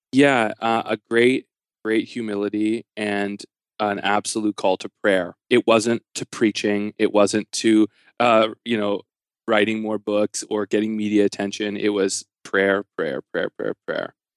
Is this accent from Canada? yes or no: yes; Canada; I'm a Canadian